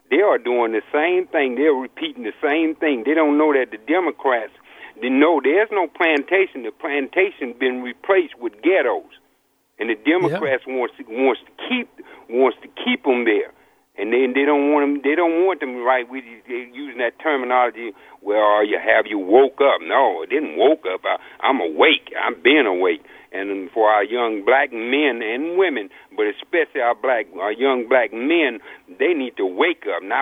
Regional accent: Louisiana, United States; also born or lived in New Orleans; I was born, I was born in Louisiana, been in New Orleans, all up and down that Gulf State, you know, the swamp

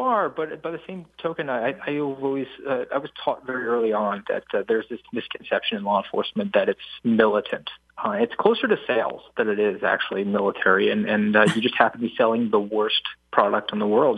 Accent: Savannah, Georgia, United States; also born or lived in New Jersey; My family moved to Savannah, so I was I was born uh, in New Jersey, but uh, Savannah is my home. That's where I spent the majority of my childhood and upbringing.

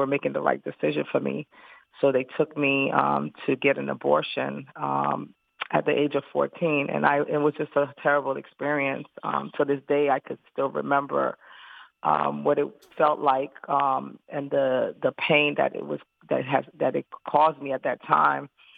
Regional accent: New York City, New York, United States; I was living in New York City because I'm originally from Brooklyn, New York

